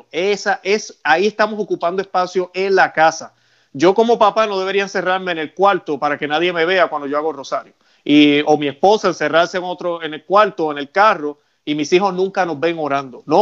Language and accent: Spanish; Puerto Rico; now in Florida, United States; nosotros allá en Puerto Rico, eh, yo soy de Puerto Rico, vivo en Florida, pero soy de Puerto Rico